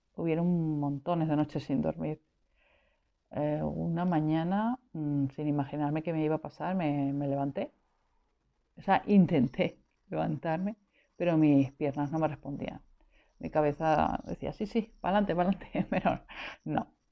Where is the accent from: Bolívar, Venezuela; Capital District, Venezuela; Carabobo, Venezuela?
Capital District, Venezuela; Caracas; moved away as an adult; now in Spain; nací en el 70 en Venezuela, soy caraqueña